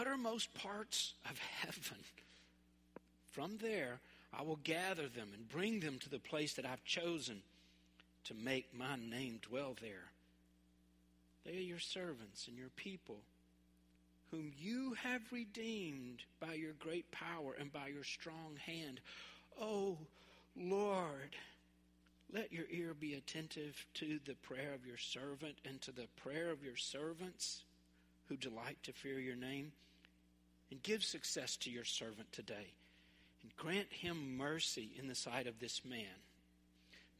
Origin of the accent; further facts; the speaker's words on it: Memphis, Tennessee, United States; where I grew up in North Memphis